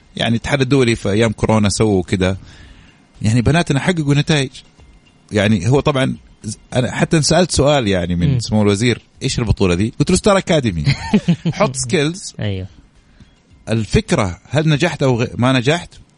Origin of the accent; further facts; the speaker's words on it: Saudi Arabia; إحنا كسعودية